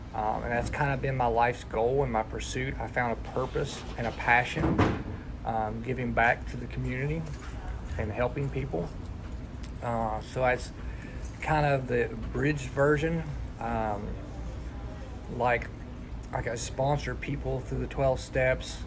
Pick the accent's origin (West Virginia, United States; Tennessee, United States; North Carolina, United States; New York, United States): West Virginia, United States; also born or lived in Millersburg, Ohio; I was born in Millersburg, Ohio, and when I was 11 months old, my dad killed my mom in a drunk driving accident and moved us down here to West Virginia